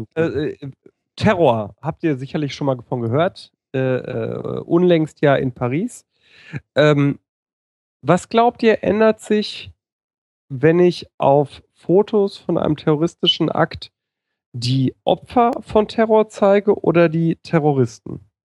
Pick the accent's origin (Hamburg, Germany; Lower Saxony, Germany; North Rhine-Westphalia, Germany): North Rhine-Westphalia, Germany; Ruhr area; Kind des Ruhrgebiets, das ich bin